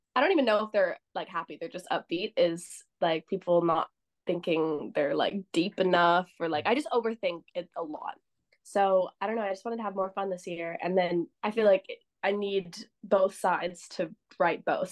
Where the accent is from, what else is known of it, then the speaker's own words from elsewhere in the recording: Canada; I'm from Canada